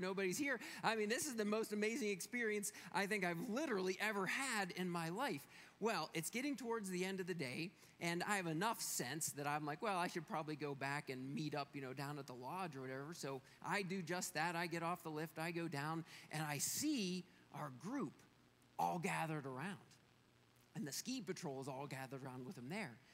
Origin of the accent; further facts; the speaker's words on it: Pennsylvania, United States; now in Colorado, United States; we are from Pennsylvania where the mountains aren't quite so big